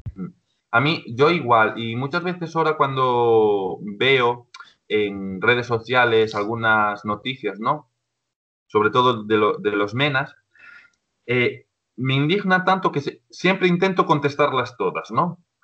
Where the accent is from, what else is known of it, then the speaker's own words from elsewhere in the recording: Ponteceso, Galicia, Spain; yo soy ya un hombre, de 26 años que soy de Ponteceso, ¿vale? De un pueblo de, de A Coruña. Entonces, cuando me fui del pueblo, sobre los 16 años